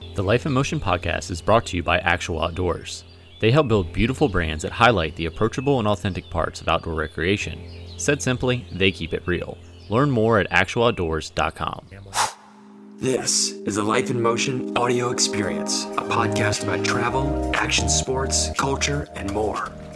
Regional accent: Virginia, United States; moved away; I was from Virginia

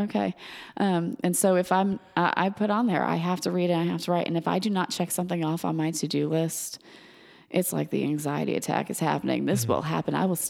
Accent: Georgia, United States; You grew up in Massachusetts. I grew up in Georgia. We see things differently when you say those words.

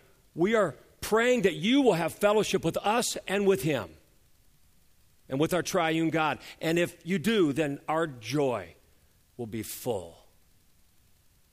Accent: United States; us Americans have learned to speak English

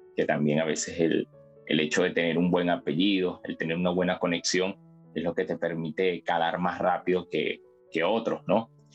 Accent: Venezuela; moved away as an adult; now in Peru; obviamente soy venezolano

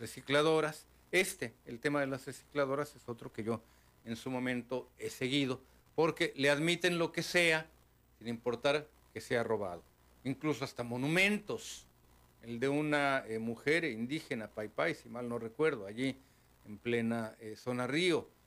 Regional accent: Mexico; como mexicanos

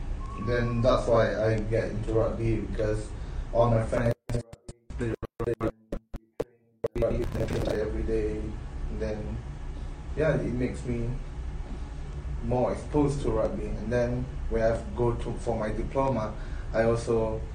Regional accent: Kuala Lumpur, Malaysia; I'm from Malaysia, of course, but I'm from Kuala Lumpur, Ampang

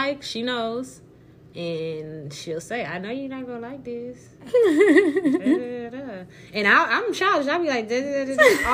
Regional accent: Barbados; now in Houston, United States; as a Bayesian woman

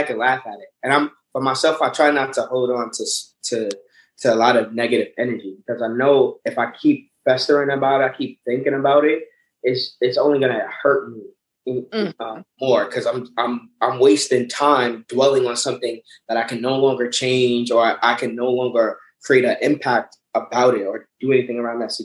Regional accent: New York, United States; we grew up in New York

